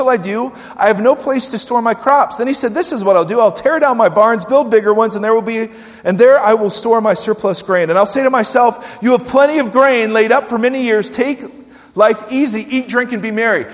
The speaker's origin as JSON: {"language": "English", "country": "United States", "said": "as American Christians"}